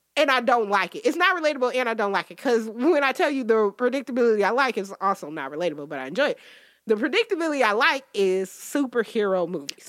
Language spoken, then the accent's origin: English; Detroit, Michigan, United States; I'm still from Detroit